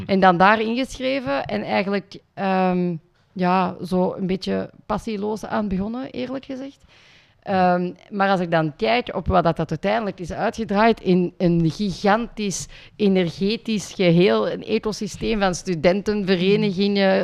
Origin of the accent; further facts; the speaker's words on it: Limburg, Flanders, Belgium; also born or lived in India; ik ben geadopteerd uit India en dan opgegroeid in Limburg